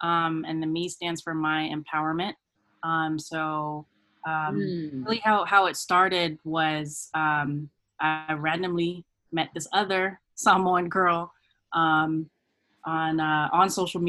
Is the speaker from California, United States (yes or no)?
yes; California, United States; also born or lived in Germany; I went to, I grew up in Germany, went to elementary school, and then we came stateside. And I've actually been in California for the longest. I've been in California, since third grade, just in SoCal.